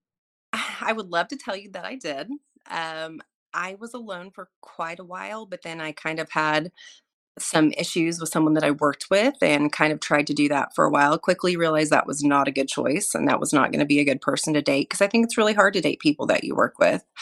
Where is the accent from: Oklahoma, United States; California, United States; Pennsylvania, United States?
Oklahoma, United States; moved away as an adult; also born or lived in Montana / Florida; I grew up in Oklahoma. I'm an Oklahoma native, grew up in a really small town